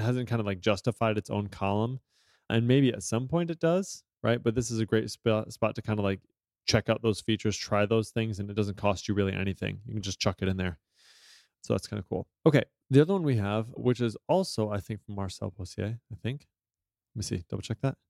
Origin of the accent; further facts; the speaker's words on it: United States; I'm an American and I am not multilingual